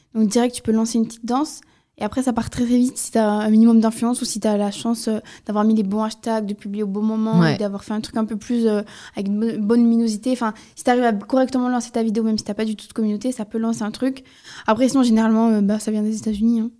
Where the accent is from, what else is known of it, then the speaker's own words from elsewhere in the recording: the South, southern France, France; je viens du Sud